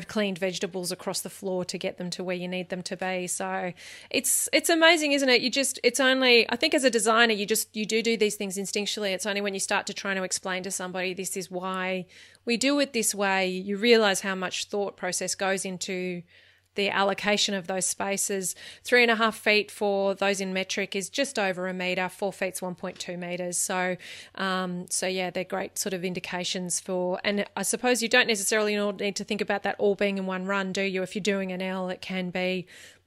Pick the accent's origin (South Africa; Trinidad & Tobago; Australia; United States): Australia; for me as an Australian